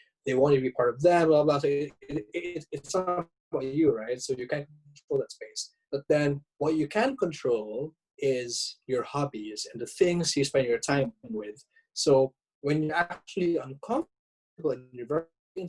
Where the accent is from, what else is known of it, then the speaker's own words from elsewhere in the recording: Philippines; moved away as an adult; now in Japan; a Filipino living overseas